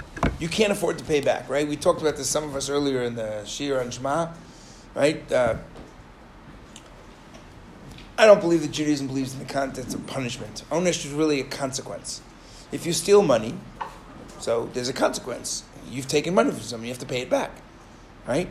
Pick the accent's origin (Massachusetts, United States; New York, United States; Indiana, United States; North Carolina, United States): New York, United States; I grew up in New York.